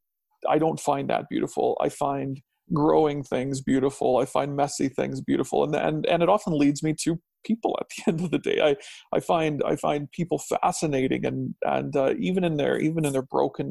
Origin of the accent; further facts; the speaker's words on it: Alberta, Canada; also born or lived in Saskatchewan / Strathmore, Alberta / Langdon, Alberta; now in Chestermere, Canada; I was born in Saskatchewan and spent my young childhood there, and then we moved to Alberta. And so I lived in Strathmore, a town east of Calgary